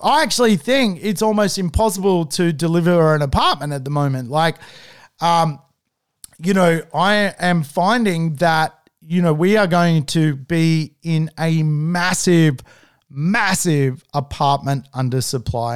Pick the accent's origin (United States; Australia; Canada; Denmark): Australia; Manly, New South Wales